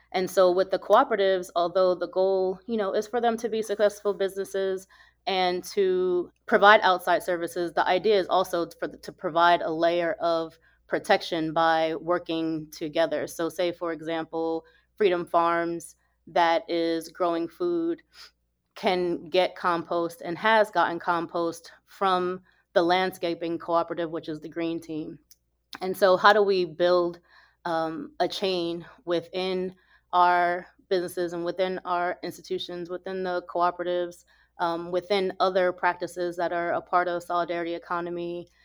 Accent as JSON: {"language": "English", "town": "New York City", "region": "New York", "country": "United States", "tie": "born or raised there", "moved": "yes", "lives_now": "Jackson, United States", "said": "I grew up mostly in New York City. And so as soon as I open my mouth, folks know I'm from the north"}